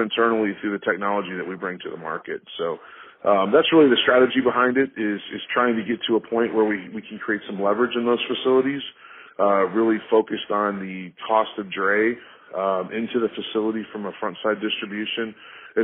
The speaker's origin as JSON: {"language": "English", "town": "Chicago", "region": "Illinois", "country": "United States", "tie": "born or raised there", "also_born_or_lived": "St. Louis", "said": "I grew up in the Chicagoland area for the most part"}